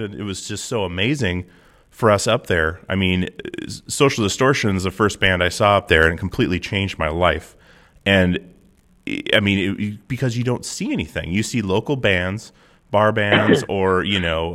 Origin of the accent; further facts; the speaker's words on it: Alaska, United States; I'm from Alaska.